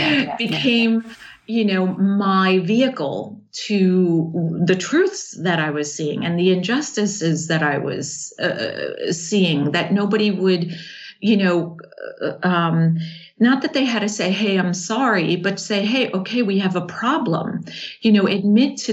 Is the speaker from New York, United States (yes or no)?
yes; New York, United States; moved away; also born or lived in Charlotte, North Carolina; I'm from New York because that's where I'm born